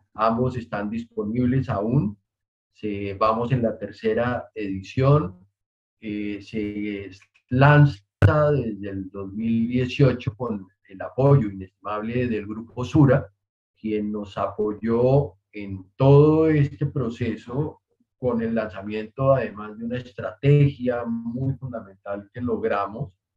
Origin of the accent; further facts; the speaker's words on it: Colombia; como colombianos